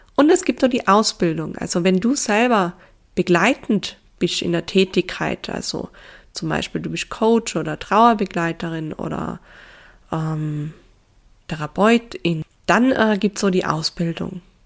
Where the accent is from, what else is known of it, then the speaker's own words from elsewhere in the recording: Tyrol, Austria; accent: Tyrolean dialect; also born or lived in Innsbruck; Ich bin aufgewachsen in Tirol mit meinen drei jüngeren Schwestern